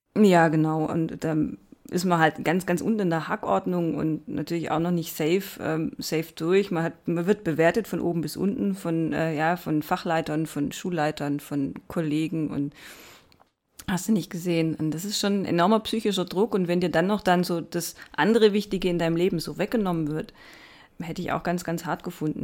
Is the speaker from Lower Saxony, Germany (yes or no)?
no; Baden-Württemberg, Germany; accent: Baden-Württemberg dialect; also ich hause ja in Baden-Württemberg, wie man eventuell hören kann. Ich entschuldige mich schon mal für meinen Dialekt